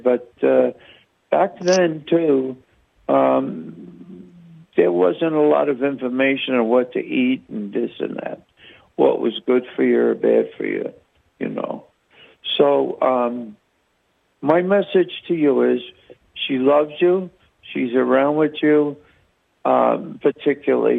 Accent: New York, United States; I'm from New York myself.

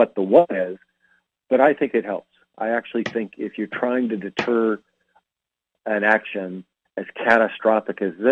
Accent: Bozeman, Montana, United States; I'm from Montana, and I always encourage people to go to, it's called the Country Bookshelf in Bozeman, Montana, my hometown

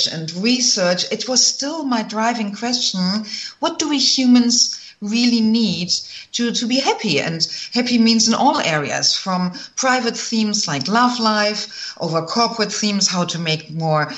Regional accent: Germany; moved away as an adult; also born or lived in Michigan; I'm originally from Germany

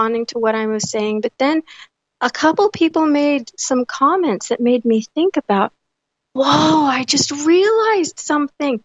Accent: United States; as an American Generation Xer, born in 1976

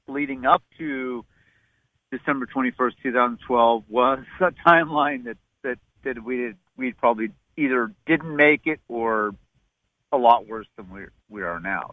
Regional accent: Southern California, United States; I was born in Southern California in 1968

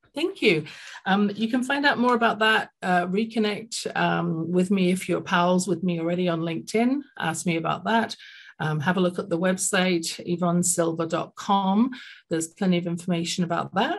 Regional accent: London, United Kingdom; now in Calgary, Canada; I grew up in London, England, as you can tell from my accent

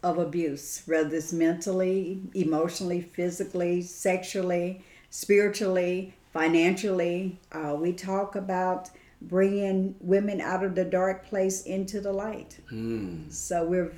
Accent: Caseyville, Mississippi, United States; I was born and raised in a little community that's called Caseyville, Mississippi

